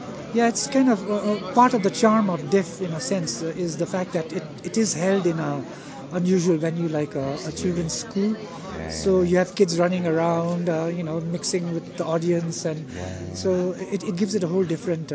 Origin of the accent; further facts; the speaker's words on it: India; I was born in India, and I kind of grew up in India.